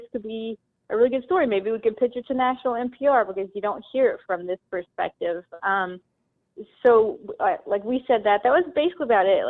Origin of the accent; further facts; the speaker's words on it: Southwest Virginia, United States; I'm from the Appalachian Mountains, coal country in Southwest Virginia